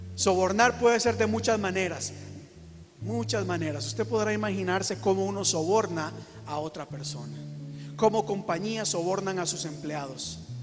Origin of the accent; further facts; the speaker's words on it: Costa Rica; yo soy de Costa Rica